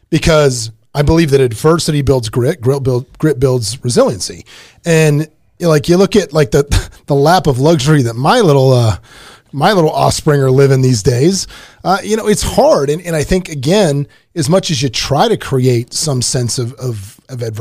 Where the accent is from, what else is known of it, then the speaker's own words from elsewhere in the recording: Canada; I'm Canadian.